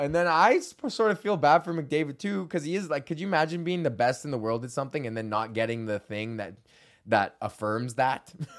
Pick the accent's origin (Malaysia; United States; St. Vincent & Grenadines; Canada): Canada; as Canadians